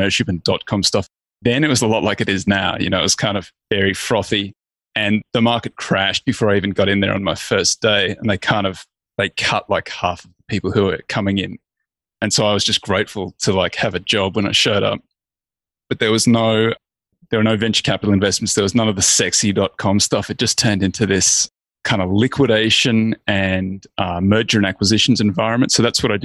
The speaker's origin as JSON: {"language": "English", "country": "Australia", "tie": "born or raised there", "said": "I'm Australian. I grew up in a little country town."}